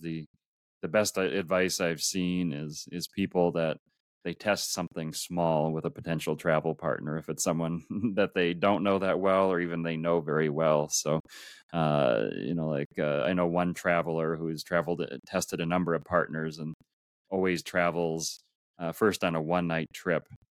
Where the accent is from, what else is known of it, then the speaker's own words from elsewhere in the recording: Minneapolis, Minnesota, United States; I grew up in Minneapolis, Minnesota, in the U S